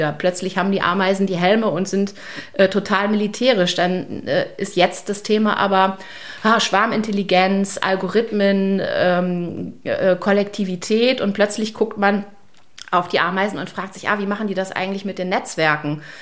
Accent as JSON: {"language": "German", "country": "Germany", "said": "ich komme nicht aus Bremen, aber aus der Nähe"}